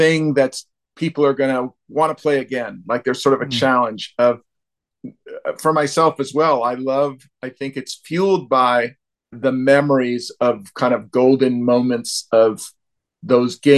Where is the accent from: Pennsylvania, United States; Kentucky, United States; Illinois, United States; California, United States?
California, United States; Bay Area near San Francisco; I'm from the Bay Area near San Francisco